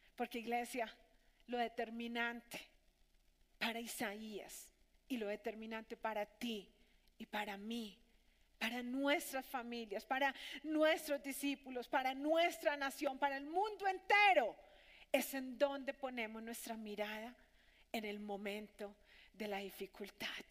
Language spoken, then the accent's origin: Spanish; Colombia; nuestros conciudadanos aquí, en nuestra Colombia